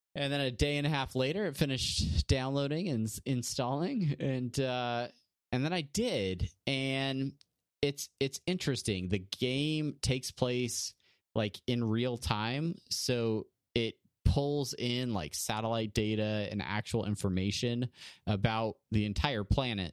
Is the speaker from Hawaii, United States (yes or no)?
no; San Diego, California, United States; from L A to San Diego, from, from Brandon's hometown to my hometown